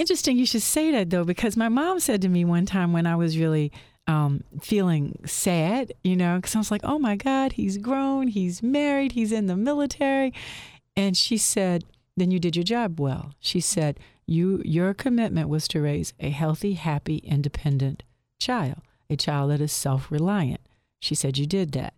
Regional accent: Lynchburg, Virginia, United States; moved away as an adult; now in Philadelphia, United States; I'm from Lynchburg, Virginia, if you can't tell. I, I do not have a Philly accent

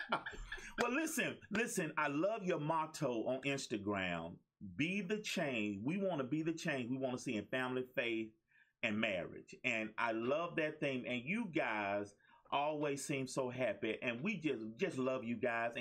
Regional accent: Birmingham, Alabama, United States; I was born and raised in Birmingham

